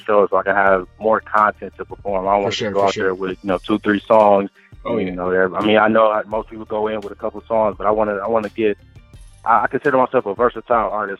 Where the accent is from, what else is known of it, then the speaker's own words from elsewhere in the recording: Detroit, Michigan, United States; also born or lived in Bowling Green, Ohio; now in Columbus, United States; I'm from Detroit, but I'm living in, I stay in Columbus right now.